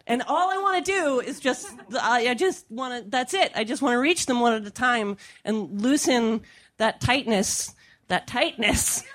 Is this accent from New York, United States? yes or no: no; California, United States; I'm from California.